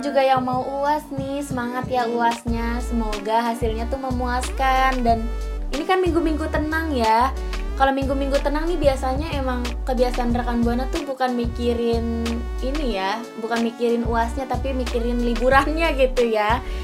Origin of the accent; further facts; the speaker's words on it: Jakarta, Indonesia; kita juga warga Jakarta